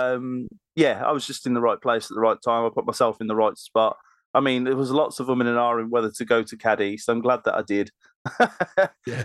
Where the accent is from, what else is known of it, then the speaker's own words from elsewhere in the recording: Birmingham, West Midlands, United Kingdom; accent: Brummie; we're all from Birmingham, so you're going to have to put up with my accent and their accents